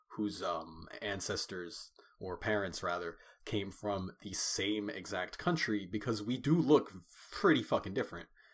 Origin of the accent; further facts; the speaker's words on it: United States; we're both first generation Americans, but we come from Caribbean households